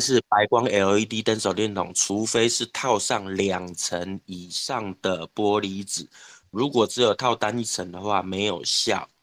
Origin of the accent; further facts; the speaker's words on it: Taichung, Taiwan; 我其实是生活在台中市市区，就是台中市火车站附近，就旧市区长大的小孩